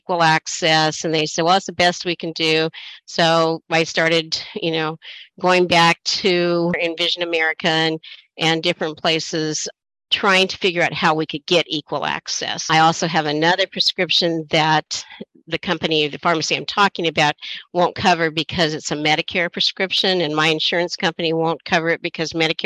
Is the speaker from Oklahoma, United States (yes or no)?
no; Oregon, United States; now in Washington, United States; I'm originally from Oregon.